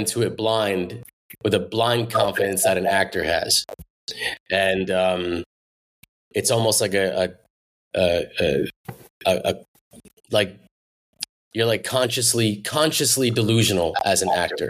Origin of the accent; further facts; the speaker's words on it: New Jersey, United States; there's a Jersey pride here and I want to make something for my state. For my people, you know, and my city